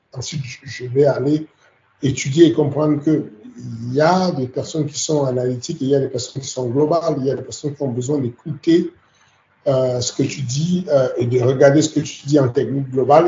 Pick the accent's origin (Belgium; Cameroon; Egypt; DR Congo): Cameroon; now in France; j'ai grandi au Cameroun.